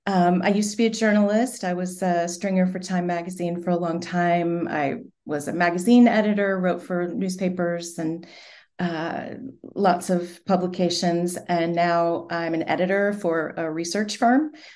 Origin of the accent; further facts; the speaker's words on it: York, Pennsylvania, United States; also born or lived in Richmond; I was born in Richmond and we moved around a bit. Most of my childhood was in York, Pennsylvania, about halfway between Philly and Pittsburgh, sort of right in the middle of the state